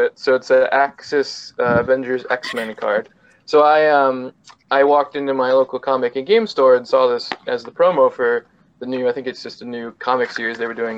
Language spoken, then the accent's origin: English; Syracuse, New York, United States; I'm from Syracuse.